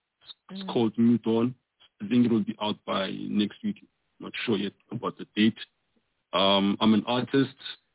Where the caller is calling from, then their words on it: Johannesburg, Gauteng, South Africa; I'm calling from Johannesburg, South Africa.